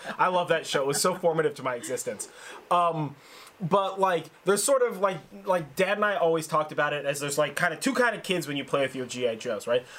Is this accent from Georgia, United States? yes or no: no; Sonoma, California, United States; I grew up in Sonoma, so I grew up in a, in a significantly more rural